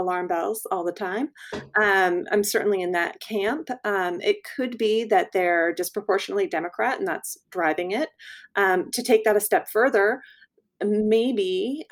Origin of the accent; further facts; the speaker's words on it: Texas, United States; I'm speaking as a Texan here